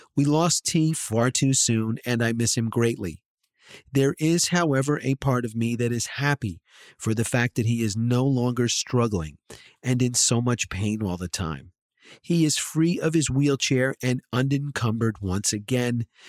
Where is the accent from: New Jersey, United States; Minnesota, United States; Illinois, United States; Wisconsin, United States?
New Jersey, United States; I grew up in New Jersey here